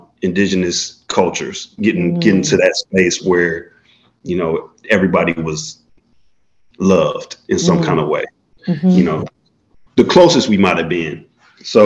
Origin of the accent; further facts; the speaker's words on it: Florida, United States; moved away as an adult; also born or lived in Chicago, Illinois / Vassar College, New York; I was born in Chicago, grew up in Florida